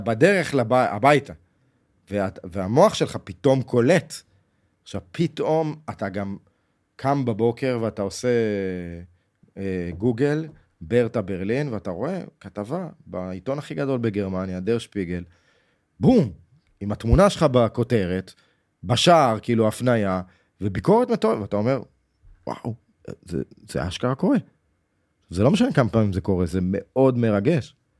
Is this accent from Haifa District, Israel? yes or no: no; Jerusalem, Jerusalem District, Israel; בחדר שגדלנו בו, בירושלים.